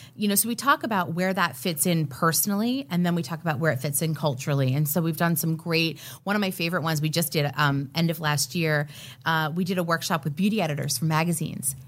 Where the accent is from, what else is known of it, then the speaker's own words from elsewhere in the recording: Miami, Florida, United States; when I was a young girl growing up in Miami, Florida